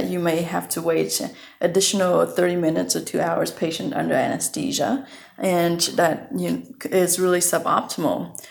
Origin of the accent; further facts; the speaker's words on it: Vietnam; moved away; I was born raised in Vietnam